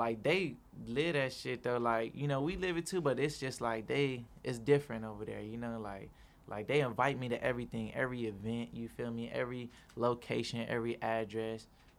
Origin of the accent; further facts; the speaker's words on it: East Side, Arizona, United States; I come from the East Side and grew up with my mama